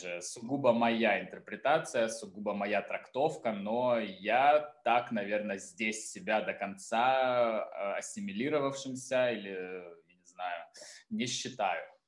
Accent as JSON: {"language": "Russian", "town": "Taganrog", "region": "Rostov Oblast", "country": "Russia", "tie": "born or raised there", "also_born_or_lived": "Moscow / Saint Petersburg / Florence", "moved": "yes", "lives_now": "Tbilisi, Georgia", "said": "я родился в Таганроге"}